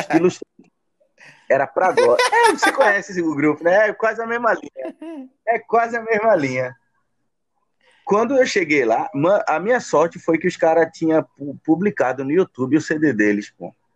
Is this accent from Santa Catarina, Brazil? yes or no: no; São Paulo, Brazil; now in Pernambuco, Brazil; fui nascido e criado em São